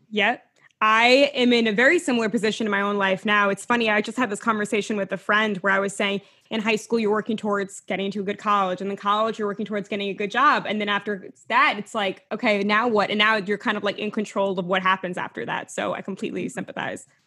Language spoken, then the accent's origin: English; New York, United States; I'm a New Yorker